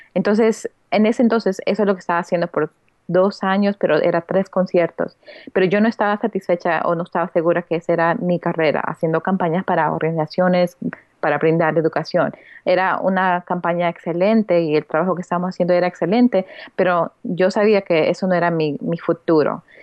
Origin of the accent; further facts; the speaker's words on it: United States; also born or lived in Peru / Lima, Peru; now in New York, United States; creciendo aquí en, en Estados Unidos